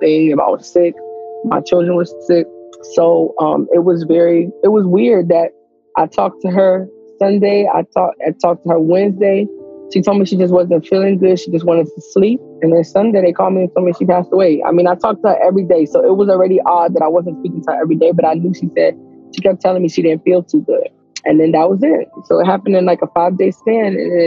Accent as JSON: {"language": "English", "town": "New York City", "region": "New York", "country": "United States", "moved": "yes", "lives_now": "Jacksonville, United States", "said": "I'm from Brooklyn, New York. I currently reside in Florida, Jacksonville, Florida"}